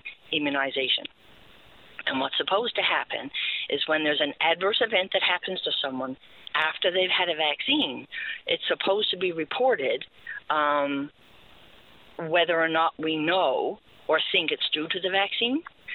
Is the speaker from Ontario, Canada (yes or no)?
no; Newfoundland and Labrador, Canada; now in Nova Scotia, Canada; I'm from Newfoundland, I'm home visiting now